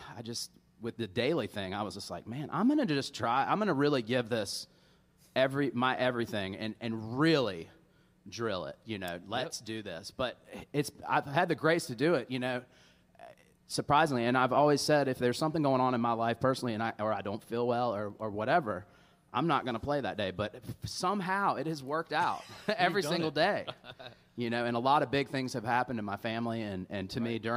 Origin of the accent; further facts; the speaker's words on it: Charlotte, North Carolina, United States; I born and raised in Charlotte, still live in Charlotte. You know, I'm a North Carolina native and grew up here